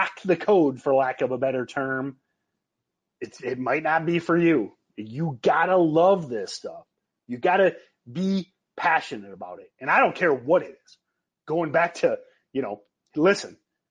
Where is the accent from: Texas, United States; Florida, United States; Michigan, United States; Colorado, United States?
Michigan, United States; I grew up in Michigan.